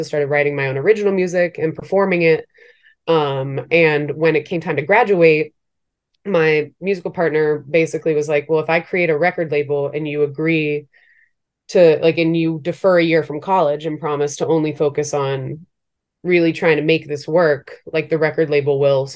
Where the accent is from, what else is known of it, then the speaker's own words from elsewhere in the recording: Maryland, United States; moved away as an adult; also born or lived in Brooklyn, New York; now in New York, United States; before I moved to New York, like kind of just growing up in Maryland